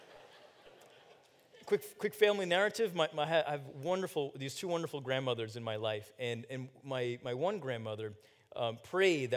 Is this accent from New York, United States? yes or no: no; New Jersey, United States; I was born in New Jersey a few years later